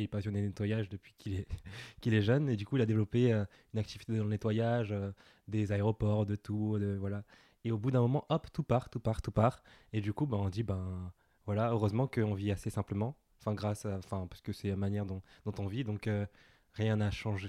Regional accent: Villepinte, Île-de-France, France; j'ai grandi à Villepinte, je suis né à Villepinte, euh, en banlieue parisienne.

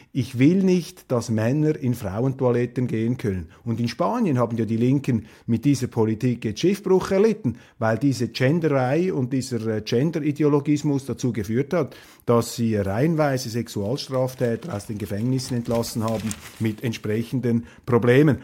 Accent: Switzerland; als Schweizer

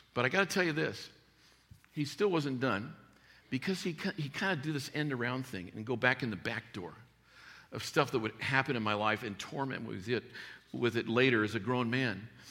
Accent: Tucson, Arizona, United States; I grew up in Tucson, Arizona

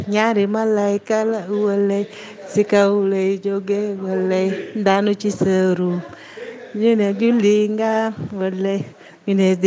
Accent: France; born there; Je parle français parce que je suis née en France. Je parle l'olof parce que je suis d'origine sénégalaise.

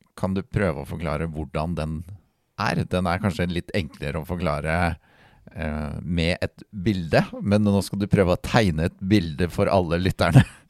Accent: Halden, Østfold, Norway; jeg kommer jo fra uh, verdensmetropolen Halden

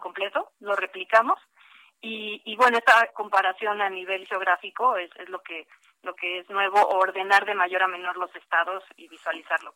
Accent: Mexico; somos los mexicanos

